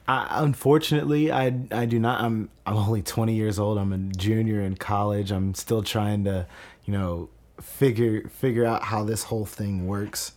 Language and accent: English; Kentucky, United States; I grew up in Veterans Park. I played for the Southeastern All-Stars from the time I was eight all the way up until I was twelve.